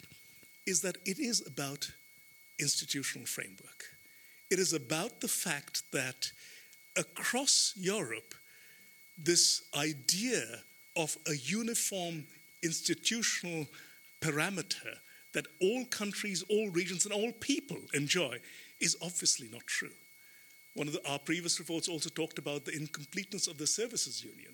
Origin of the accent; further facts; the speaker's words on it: India; moved away; my home country, India